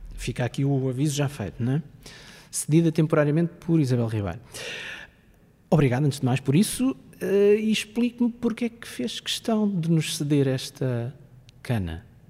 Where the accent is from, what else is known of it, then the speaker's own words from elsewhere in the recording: Coimbra region, Centro, Portugal; eu sou da região de Coimbra